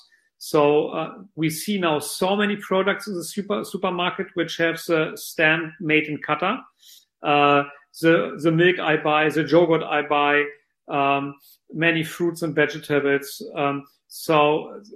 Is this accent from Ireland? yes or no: no; Lower Saxony, Germany; moved away; I'm of German origin, and the world's largest car manufacturer, Volkswagen, is located in my home state of Lower Saxony in Germany.